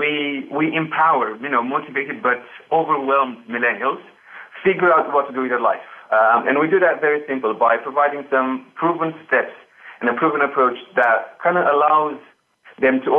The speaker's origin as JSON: {"language": "English", "country": "Romania", "tie": "born or raised there", "also_born_or_lived": "England", "second_language": "English", "moved": "as an adult", "lives_now": "United Kingdom", "said": "I grew up in Romania and moved to start my university in England about 6 years ago. With little English, I came here just to start university."}